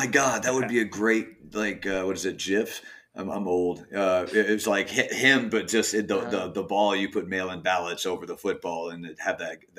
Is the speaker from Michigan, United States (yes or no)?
yes; Michigan, United States; I'm a Midwesterner. No, I did talk some shit about Michigan, but I'm from Michigan.